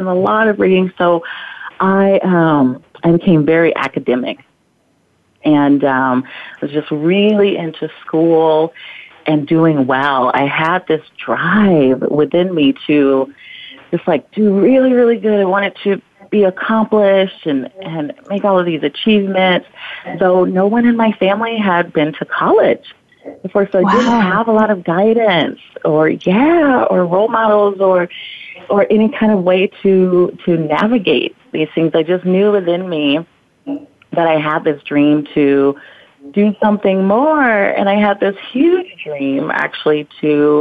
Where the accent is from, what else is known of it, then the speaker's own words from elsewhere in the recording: Alabama, United States; now in Maui, United States; I grew up, born and raised in Alabama, very rural, tiny little town